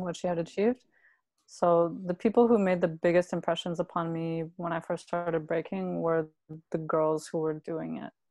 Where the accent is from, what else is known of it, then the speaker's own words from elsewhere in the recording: Brampton, Ontario, Canada; moved away; I grew up in Brampton, mm-hmm. uh, and I lived there until I was about 14 years old.